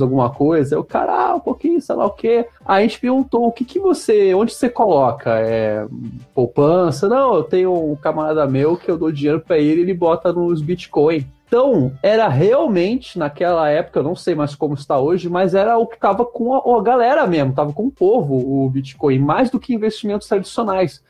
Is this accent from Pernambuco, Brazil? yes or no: no; Rio de Janeiro, Brazil; now in São Paulo, Brazil; a coisa de carioca, que é a Erika não gosta, mas a gente puxa bastante assunto com todo mundo